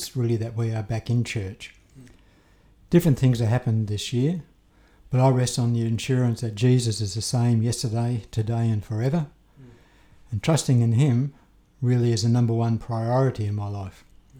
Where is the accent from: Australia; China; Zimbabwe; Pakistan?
Australia; Perth, Western Australia; I grew up in Perth